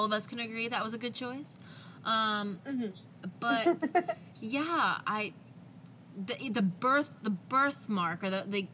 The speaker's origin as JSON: {"language": "English", "region": "New Jersey", "country": "United States", "said": "I'm from Jersey. I say coffee and dog"}